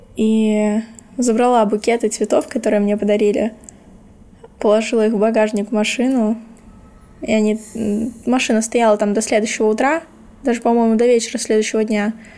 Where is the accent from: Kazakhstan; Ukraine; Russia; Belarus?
Ukraine; Kherson, Kherson Oblast; born or raised there; moved away as an adult